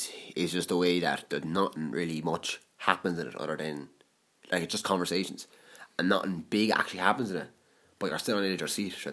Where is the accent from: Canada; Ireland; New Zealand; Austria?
Ireland; I'm Irish. I can't do it, but I'm Irish